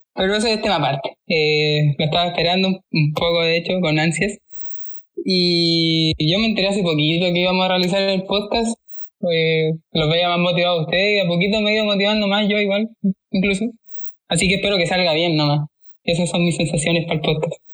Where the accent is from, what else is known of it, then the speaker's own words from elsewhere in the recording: Laja, Biobío, Chile; now in Concepción, Chile; Yo nací en Laja